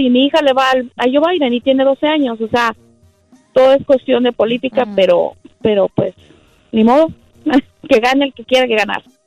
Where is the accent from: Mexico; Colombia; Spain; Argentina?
Mexico; now in United States; yo soy mexicana, no tengo papeles